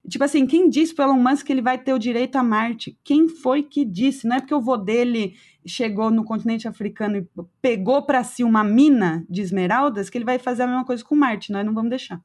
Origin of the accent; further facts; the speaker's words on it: Brazil; eu como brasileira e me colocando como latino-americana